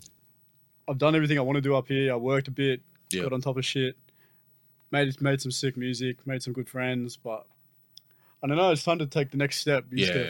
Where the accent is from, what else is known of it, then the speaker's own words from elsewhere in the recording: Newcastle, New South Wales, Australia; moved away as an adult; also born or lived in Maitland, Australia / Sydney, Australia; now in Brisbane, Australia; I grew up in Mayfield.